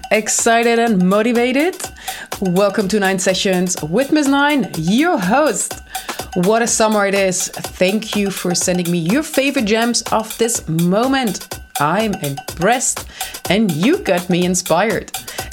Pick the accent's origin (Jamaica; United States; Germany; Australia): Germany; I grew up in Germany on the other side